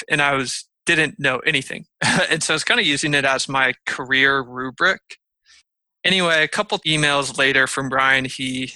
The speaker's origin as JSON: {"language": "English", "region": "Michigan", "country": "United States", "tie": "born or raised there", "moved": "yes", "lives_now": "San Diego, United States", "said": "I grew up in Michigan"}